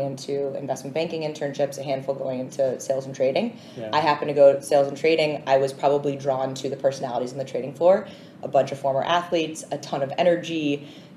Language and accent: English; Swampscott, Massachusetts, United States; moved away as an adult; now in New York, United States; grew up in Swampscott, Massachusetts, so I want to give a shout out to the North Shore of Massachusetts